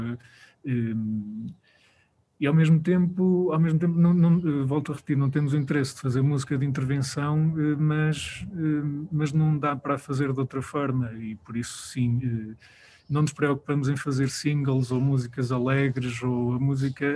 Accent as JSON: {"language": "Portuguese", "town": "Viseu", "country": "Portugal", "said": "Nós somos de Viseu, trabalhamos com muita gente de Viseu"}